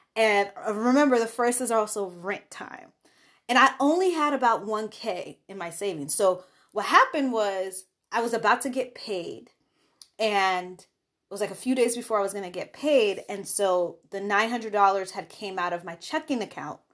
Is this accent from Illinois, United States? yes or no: yes; Chicago, Illinois, United States; I also was living in Chicago, that was my home state, so I had sta-, in-state tuition